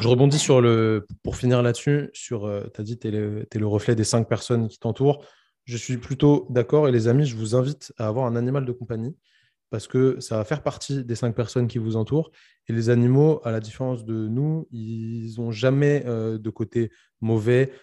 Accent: Paris, Île-de-France, France; moved away; je suis parisien

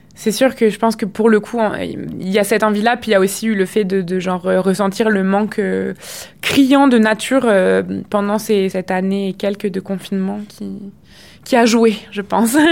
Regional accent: France; moved away as an adult; also born or lived in Quebec; now in Montreal, Canada; en tant que française immigrée au Québec

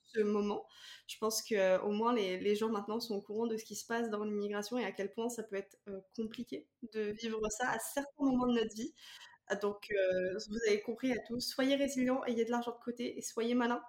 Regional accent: France; now in Canada; en tant que française

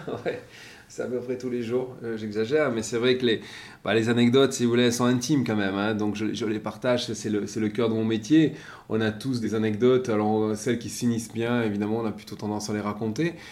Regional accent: Basque Country, Nouvelle-Aquitaine, France; moved away as an adult; now in Marseille, France; je suis originaire du Pays Basque

